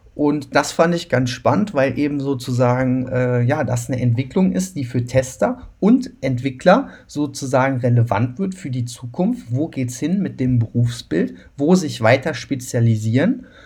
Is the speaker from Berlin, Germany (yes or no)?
no; Cologne, North Rhine-Westphalia, Germany; ich komme ja aus Köln